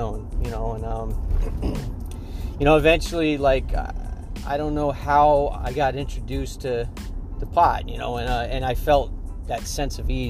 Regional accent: Long Island, New York, United States; moved away as an adult; now in Pennsylvania, United States; I grew up on Long Island, New York

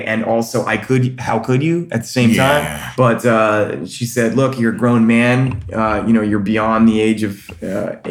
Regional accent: North Carolina, United States; moved away as an adult; also born or lived in Orlando; I'm from North Carolina, but I ran away to Orlando

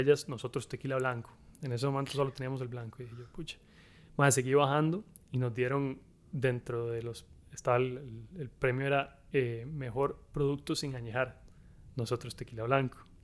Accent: Costa Rica; moved away as an adult; now in United States; yo soy, soy tico, Nací y crecí aquí en Costa Rica.

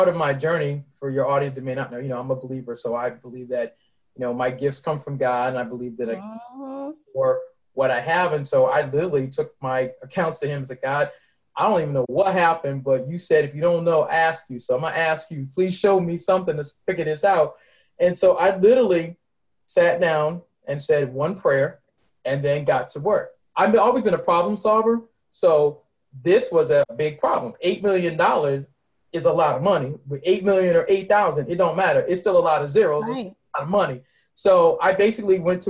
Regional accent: Boston, Massachusetts, United States; also born or lived in Mount Olive, North Carolina; I was born and raised in Boston, and every summer from when I was a baby until I was 18, I took a 24-hour Greyhound bus ride, for y'all old school heads, down to Mount Olive, North Carolina, where my grandparents lived

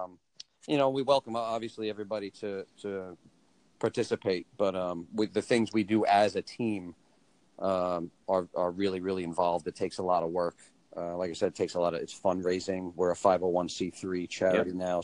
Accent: Long Island, New York, United States; we're all from Long Island, between Nassau and Suffolk County

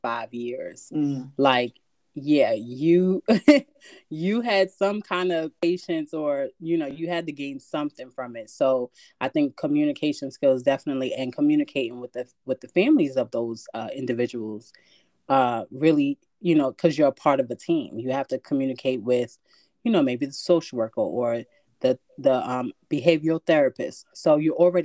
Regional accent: New York City, New York, United States; moved away as an adult; now in Connecticut, United States; I'm from the Bronx

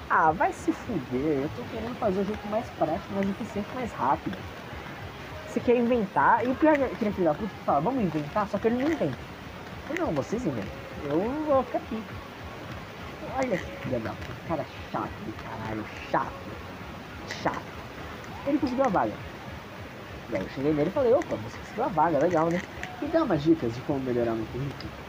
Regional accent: São Paulo, Brazil; Sou de São Paulo, é muito longe, não importa.

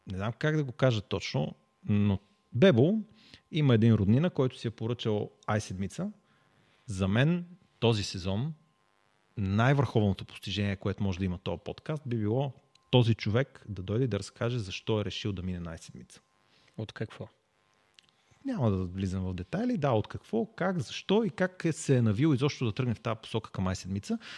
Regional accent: Sofia, Sofia City, Bulgaria; Ние сме от София

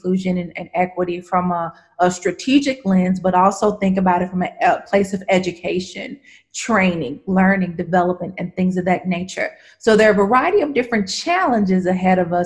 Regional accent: the southern region of the U.S., United States; now in Nashville, United States; I am a Southerner, born and raised in the southern region of the U.S.

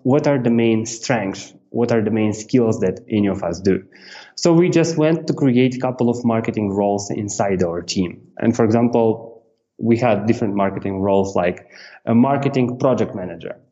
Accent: Moldova; moved away as an adult; I'm from Republic of Moldova. This is Eastern Europe

